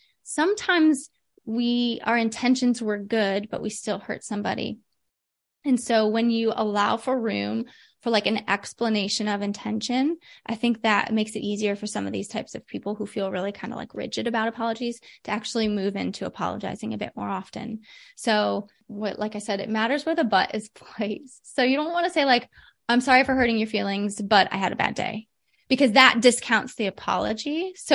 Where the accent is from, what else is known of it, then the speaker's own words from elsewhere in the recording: Midwest, United States; I'm from the Midwest.